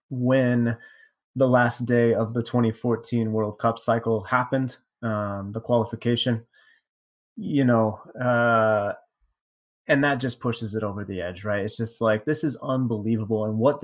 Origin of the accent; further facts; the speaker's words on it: United States; also born or lived in Mexico; I'm American, I lived in Mexico